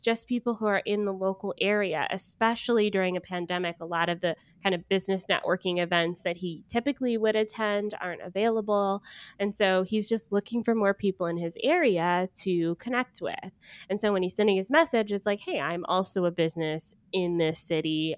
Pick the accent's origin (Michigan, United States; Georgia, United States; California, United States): Georgia, United States; moved away; I am from Georgia originally.